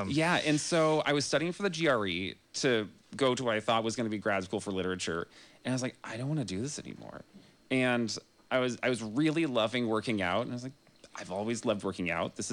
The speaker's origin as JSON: {"language": "English", "town": "Grass Valley", "region": "California", "country": "United States", "said": "and that was how I came from Grass Valley to to UC Santa Cruz."}